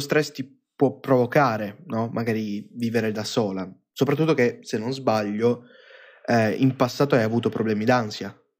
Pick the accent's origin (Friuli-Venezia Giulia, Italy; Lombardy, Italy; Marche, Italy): Lombardy, Italy; Iseo; prima vivevo sul lago di Iseo io. Cioè, io sono nato lì